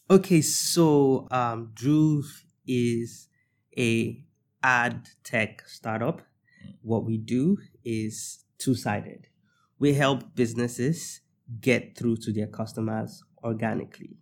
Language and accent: English; Nigeria; I'm gonna speak from the Nigerian perspective